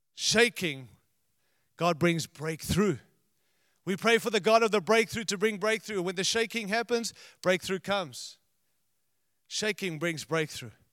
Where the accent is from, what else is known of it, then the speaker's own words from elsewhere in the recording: United States; we're from America